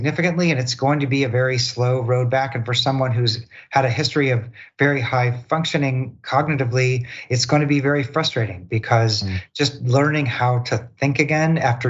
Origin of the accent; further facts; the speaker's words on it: Missouri, United States; I'm from Missouri